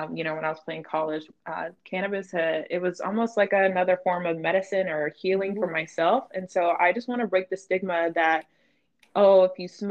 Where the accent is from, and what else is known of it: North Carolina, United States; moved away